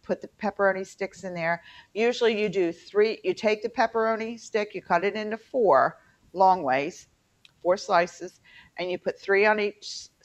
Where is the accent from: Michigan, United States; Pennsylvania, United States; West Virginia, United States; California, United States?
West Virginia, United States; Fairmont; accent: twang; moved away; also born or lived in Baltimore; I'm from Fairmont